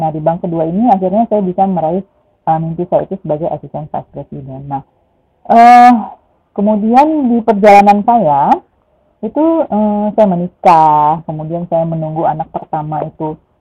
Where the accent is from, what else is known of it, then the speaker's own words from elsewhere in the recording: Padang, West Sumatra, Indonesia; now in Bintaro, South Tangerang, Indonesia; saya lahirnya di Padang, saya Minangis